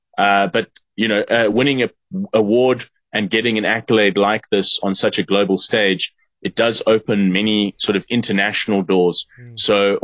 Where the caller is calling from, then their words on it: South Africa; we actually are back in South Africa right now. We are calling in from South Africa.